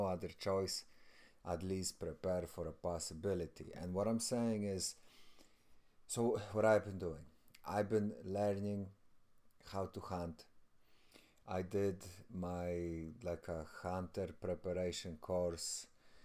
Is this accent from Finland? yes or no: no; Poland; I'm from Poland